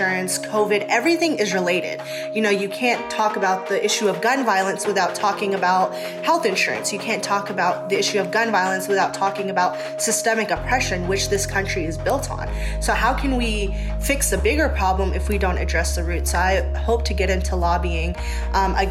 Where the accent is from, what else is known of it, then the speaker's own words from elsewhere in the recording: Augusta, Georgia, United States; I grew up in Augusta, Georgia, and gun violence was always a prevalent thing in my community